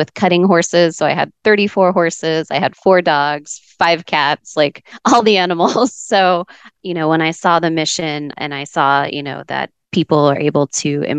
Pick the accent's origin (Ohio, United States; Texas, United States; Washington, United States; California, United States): Texas, United States; Dallas; now in Arizona, United States; I grew up in Dallas, in a little suburb right outside of the Dallas-Fort Worth area